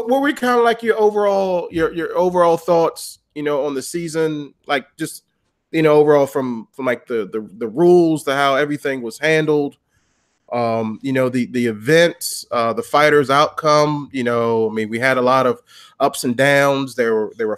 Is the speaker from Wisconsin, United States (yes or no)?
no; Washington, District of Columbia, United States; my hometown, you know, D.C.